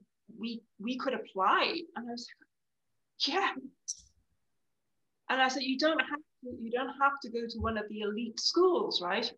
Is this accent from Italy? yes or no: no; Ireland; now in France; I'm Irish in France